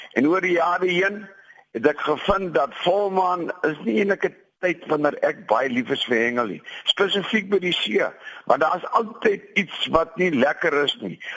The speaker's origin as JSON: {"language": "Afrikaans", "area": "between Hartenbos and Klein-Brakrivier", "region": "Western Cape", "country": "South Africa", "tie": "born or raised there", "moved": "yes", "said": "my grootword plekke daar tussen Hartenbosse en Kleinbrak rivier"}